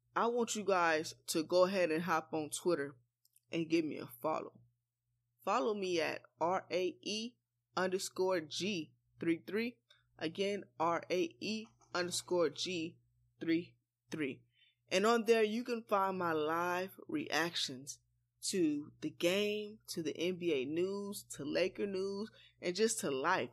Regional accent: Los Angeles, California, United States; I was born and raised in Los Angeles, California.

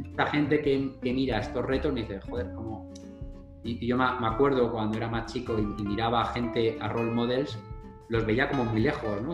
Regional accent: Madrid, Community of Madrid, Spain; moved away as an adult; also born or lived in United States; soy del barrio de Carabanchel, que es uno de los barrios más pobres de Madrid

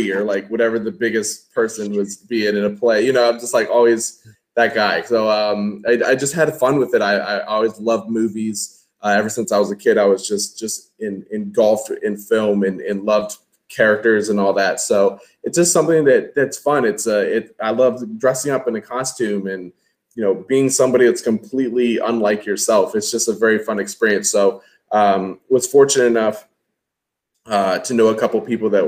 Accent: Washington, District of Columbia, United States; also born or lived in North Carolina; now in Virginia, United States; I am from the Washington, D.C. area. I live in Virginia, just south of D.C.

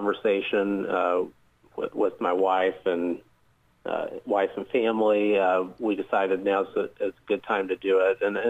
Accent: Muncie, Indiana, United States; moved away as an adult; now in Southeast Indiana, United States; originally from Muncie, Indiana. It's where I grew up and was raised

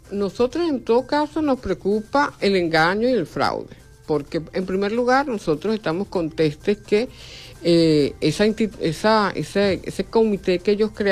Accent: Venezuela; nosotros como venezolanos decimos, si esa es la forma para votar, yo me inscribo

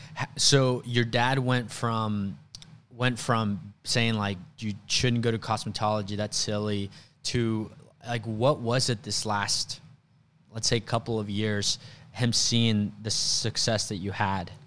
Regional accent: Mexico; moved away; also born or lived in Sand Springs, Oklahoma; I grew up in Mexico. I grew up really, really poor, um, single mom

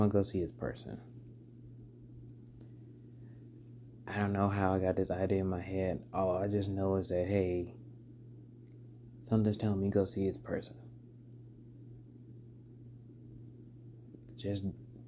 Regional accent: Alabama, United States; also born or lived in North Carolina; back to my home state, Alabama

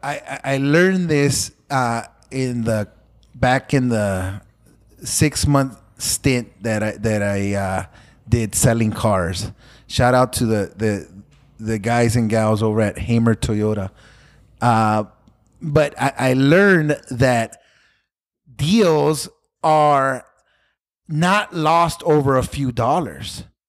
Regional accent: Los Angeles, California, United States; I grew up in Pacoima

